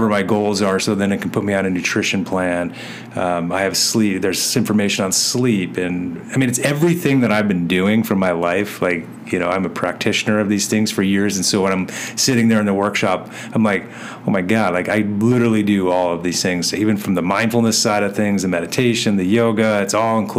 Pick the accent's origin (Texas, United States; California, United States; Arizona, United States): Arizona, United States; Chandler; Chandler, since my hometown, my home fire department